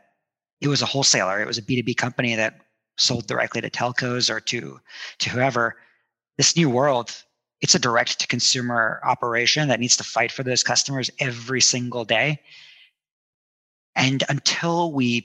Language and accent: English; New Jersey, United States; also born or lived in India; I grew up in India, or I was born in India, but I grew up mostly in New Jersey.